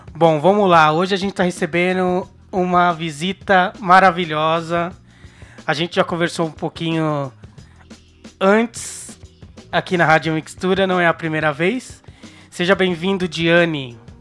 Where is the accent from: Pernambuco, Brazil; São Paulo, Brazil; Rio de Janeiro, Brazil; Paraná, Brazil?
São Paulo, Brazil; Sou da Zona Sul de São Paulo